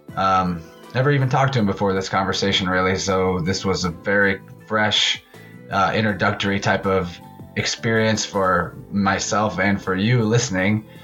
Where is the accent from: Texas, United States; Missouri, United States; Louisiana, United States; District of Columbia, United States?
Missouri, United States; I'm from right in the middle of the uh, U.S. in Missouri.